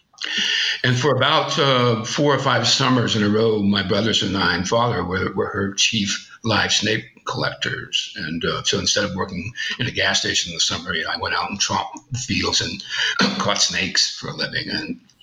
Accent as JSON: {"language": "English", "town": "Houma", "region": "Louisiana", "country": "United States", "tie": "born or raised there", "also_born_or_lived": "Bayou Black, Louisiana", "moved": "yes", "said": "I grew up in Houma, actually Bayou Black, west of Houma"}